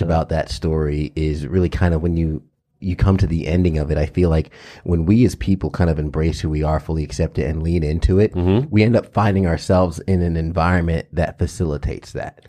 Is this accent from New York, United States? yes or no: yes; New York, United States; I was subject to this growing up in in um, elementary and Catholic school and and uh, in New York